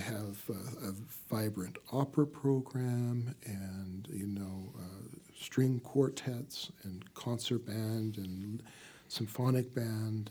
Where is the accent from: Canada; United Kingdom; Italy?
Canada; moved away as an adult; now in United States; Well, I'm from Canada originally